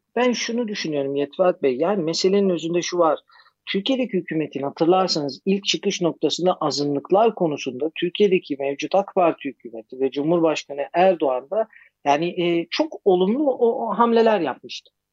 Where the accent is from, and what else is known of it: Greece